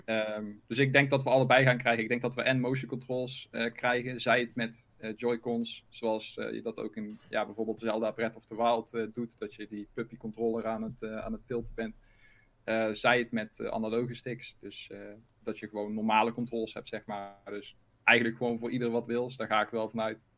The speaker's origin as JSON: {"language": "Dutch", "region": "North Brabant", "country": "Netherlands", "accent": "Brabants", "said": "Maar wel zwoele Brabantse stemmen."}